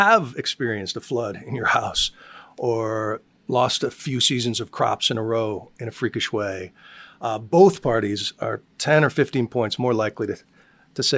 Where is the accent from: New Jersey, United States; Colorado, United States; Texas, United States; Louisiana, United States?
Colorado, United States; I grew up in Colorado.